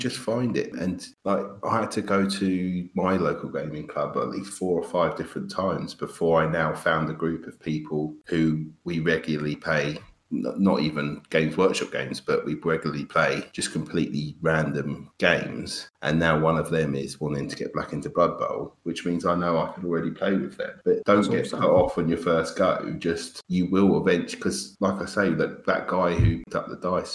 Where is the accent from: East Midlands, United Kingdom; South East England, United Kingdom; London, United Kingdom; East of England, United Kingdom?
London, United Kingdom; moved away; I'm from London, so being so packed, there was always at least three or four gaming clubs that I could have gone to in where I was from in Enfield